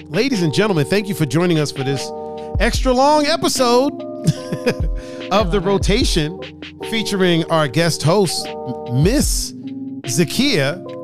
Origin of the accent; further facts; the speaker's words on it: Cleveland, Ohio, United States; I was like, yeah, we're here from Cleveland. And I'm like, where I live, there's a yoga studio, but it's not like there's five right here.